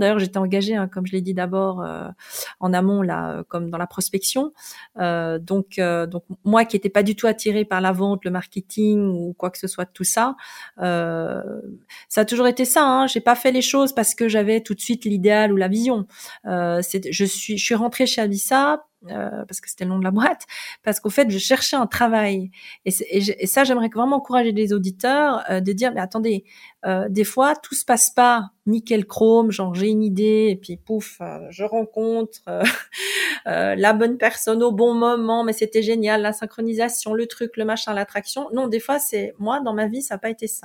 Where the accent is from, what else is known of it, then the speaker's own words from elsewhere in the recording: Belgium; moved away as an adult; also born or lived in South Korea; now in Lausanne, Switzerland; j'avais 21 ans. Et, euh, et, je venais de Belgique